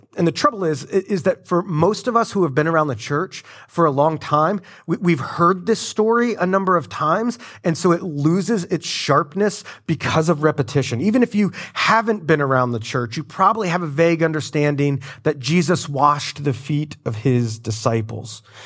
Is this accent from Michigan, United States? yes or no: no; Florida, United States; I'm from Florida